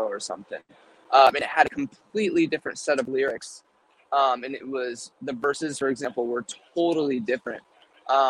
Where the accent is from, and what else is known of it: California, United States; born or raised there